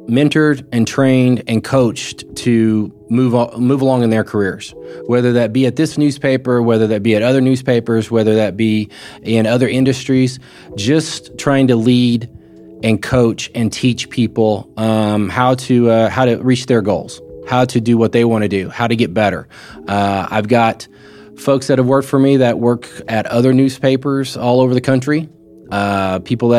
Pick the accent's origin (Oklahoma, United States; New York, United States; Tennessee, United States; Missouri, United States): Oklahoma, United States; Muskogee; also born or lived in Wisconsin / Alabama / Louisiana; now in Norman, United States; I like being from there. Muskogee's got a lot of things that are going on right now, and I grew up there.